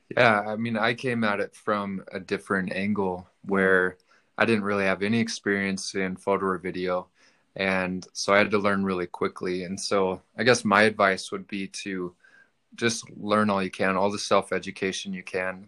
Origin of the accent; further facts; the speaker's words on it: Reno, Nevada, United States; I'm from Reno.